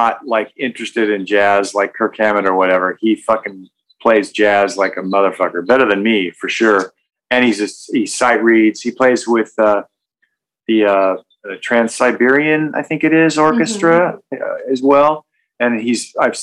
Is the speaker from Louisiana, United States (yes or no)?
no; Oregon, United States; moved away; I'm a hick from Oregon